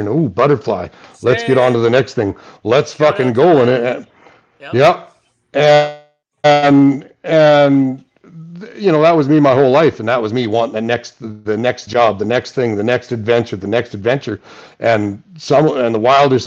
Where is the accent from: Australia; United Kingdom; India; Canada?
Canada; Saskatchewan; I'm from Saskatchewan? I drive fucking combines.